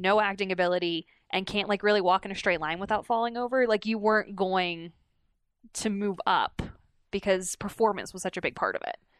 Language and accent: English; United States; also born or lived in China; as an American who grew up